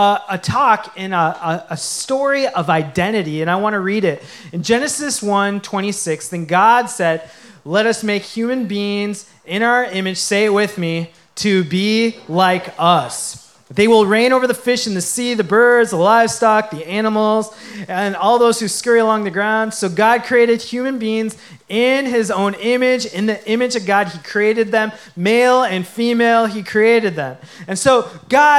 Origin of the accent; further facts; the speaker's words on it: Coon Rapids, Minnesota, United States; I grew up in Minnesota, specifically Coon Rapids, Minnesota